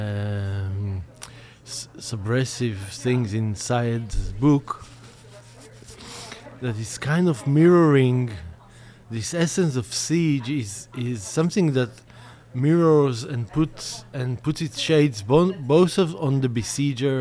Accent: Israel; growing up in Israel

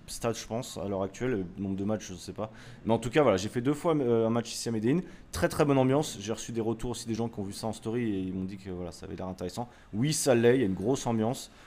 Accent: France; on est français

